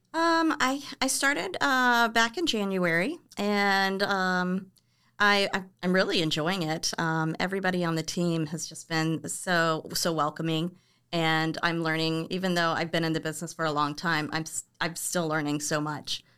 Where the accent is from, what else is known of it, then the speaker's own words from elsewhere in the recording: Orlando, Florida, United States; moved away as an adult; also born or lived in Cocoa Beach, Florida; now in California, United States; I was born and raised in Orlando, and then we ended up moving to the East Coast, like the Cocoa Beach area